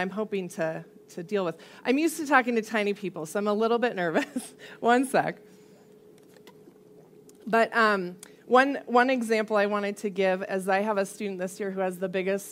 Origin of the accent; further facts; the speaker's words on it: Colorado Springs, Colorado, United States; I grew up mostly here in Colorado Springs